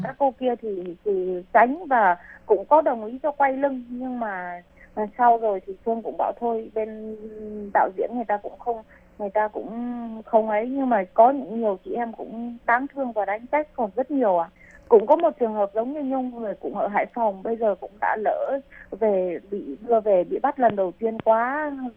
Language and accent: Vietnamese; Vietnam; moved away as an adult; now in Taiwan; chị em Việt Nam mình sang đây lấy chồng hoặc là đi làm